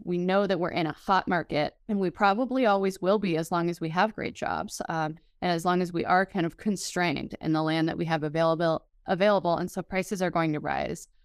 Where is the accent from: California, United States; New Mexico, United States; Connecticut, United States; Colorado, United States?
Colorado, United States; Denver; moved away as an adult; now in Fort Collins, United States; I'm from the Denver area originally